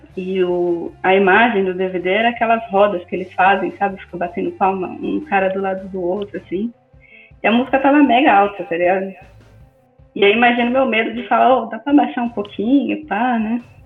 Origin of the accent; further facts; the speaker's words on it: Brazil; now in Europe; eu não nasci na Europa, eu nasci no Brasil